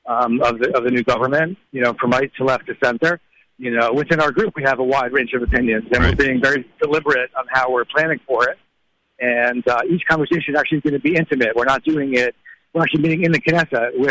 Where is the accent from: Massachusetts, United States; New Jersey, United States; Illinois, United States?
Massachusetts, United States; Boston; my hometown in Boston